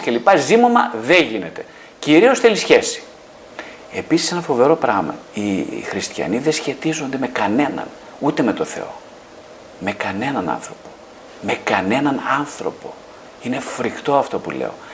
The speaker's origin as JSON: {"language": "Greek", "region": "northern Greece", "country": "Greece", "said": "είμαι από την Βόρεια Ελλάδα"}